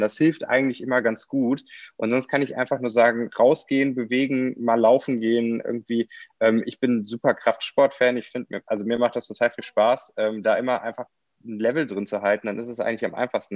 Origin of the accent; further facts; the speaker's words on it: Kaarst, North Rhine-Westphalia, Germany; ich bin in Karst aufgewachsen